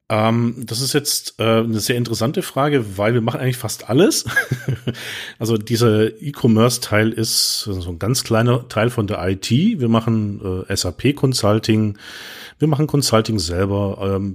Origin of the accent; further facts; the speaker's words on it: Baden-Württemberg, Germany; accent: Swabian; Ich versuche es rauszuhalten, aber wir Schwaben können alles außer Hochdeutsch